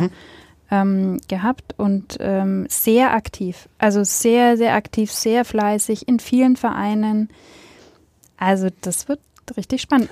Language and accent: German; Nuremberg, Bavaria, Germany; weil ich in Nürnberg geboren bin und in meiner Familie halt man dann Clubfan ist